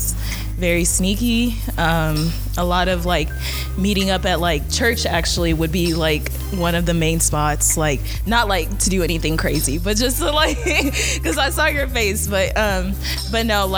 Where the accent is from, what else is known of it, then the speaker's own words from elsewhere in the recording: Niger; I'm from Niger.